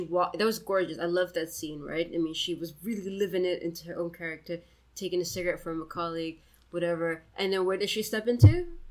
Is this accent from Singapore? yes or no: yes; Singapore; As a Singaporean